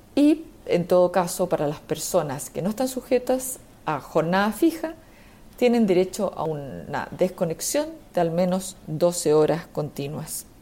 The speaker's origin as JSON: {"language": "Spanish", "country": "Chile"}